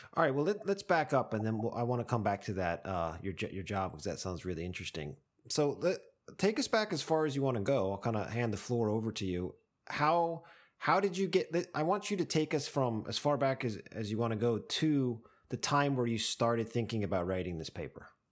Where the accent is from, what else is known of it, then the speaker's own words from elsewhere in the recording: United States; now in Japan; as an American